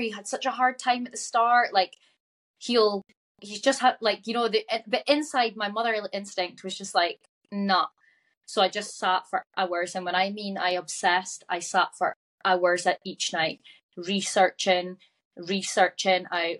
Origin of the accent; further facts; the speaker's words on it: Aberdeen, Scotland, United Kingdom; I'm from Aberdeen.